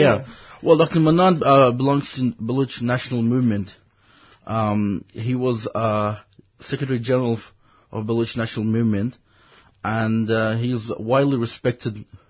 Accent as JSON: {"language": "English", "region": "Balochistan", "country": "Pakistan", "second_language": "English", "said": "I'm from Balochistan, a land of Baloch. Balochistan is actually located in between Iran, Pakistan, and Afghanistan."}